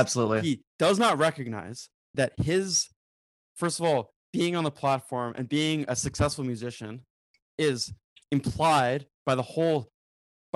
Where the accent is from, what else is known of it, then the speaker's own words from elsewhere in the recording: New Zealand; I say this as a New Zealander